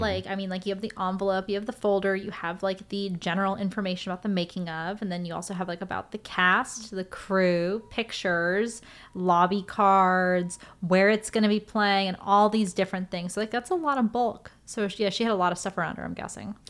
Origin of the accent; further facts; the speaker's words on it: Los Angeles, California, United States; I grew up here in L